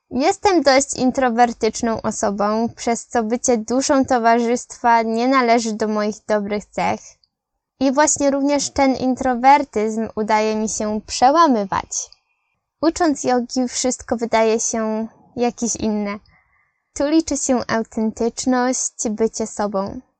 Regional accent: Poland; Ja z Polski, Eloise z Francji, Sara z Niemiec.

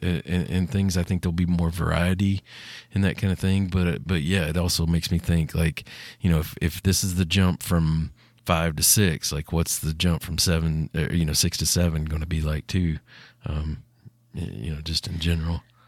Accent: United States; my hometown or any town in Tennessee or Kentucky

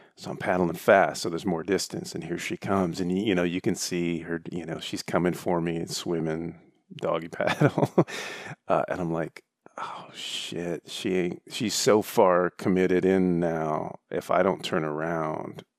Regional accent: Michigan, United States; I grew up in the Great Lakes State

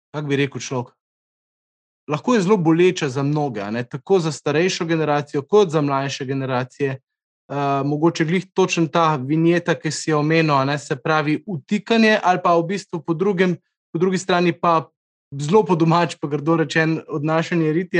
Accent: Krško, Slovenia; mi, ki smo iz Krškega

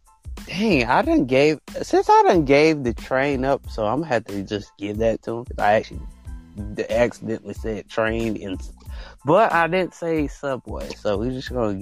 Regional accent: United States; I'm American

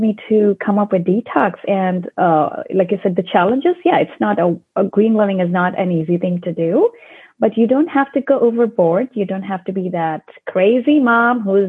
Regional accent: India; moved away; So I was born in India, and growing up in India, we were always very close to nature because I belong to a very small town near the Himalayan mountains

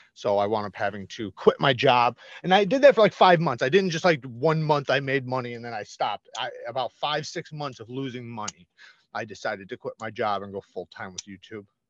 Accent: Waukegan, Illinois, United States; I grew up in the Chicago area

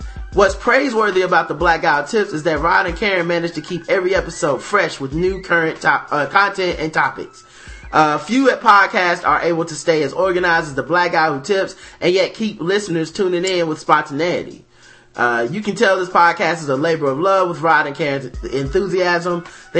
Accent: Chicago, Illinois, United States; now in Detroit, United States; And even though I'm from Chicago, I spent a good portion of my life here, so I got love for the D.

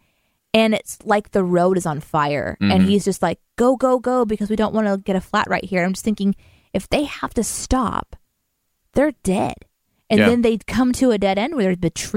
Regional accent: Springfield, Missouri, United States; Springfield, my hometown

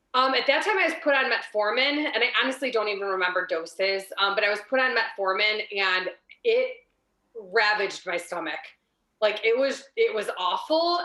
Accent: Ohio, United States; I'm born and raised in Ohio my whole life

